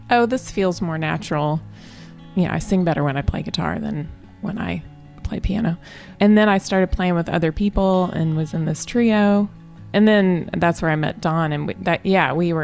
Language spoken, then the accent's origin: English; Southwest Missouri, United States; I grew up in Southwest Missouri